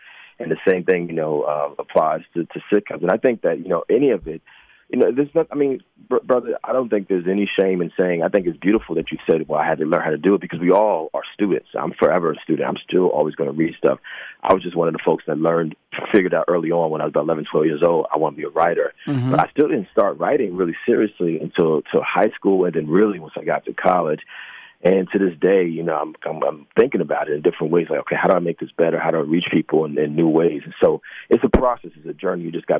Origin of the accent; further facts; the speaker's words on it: New Jersey, United States; born there; also born or lived in New York; Well, Jersey, and I've lived in New York for almost 30 years, so mm-hmm. New York and New Jersey, mm-hmm.